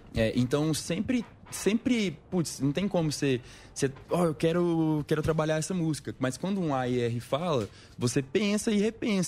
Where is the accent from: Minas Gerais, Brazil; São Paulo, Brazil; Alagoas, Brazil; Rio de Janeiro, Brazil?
Minas Gerais, Brazil; Patrocínio; moved away; Patrocínio, que é a cidade onde eu nasci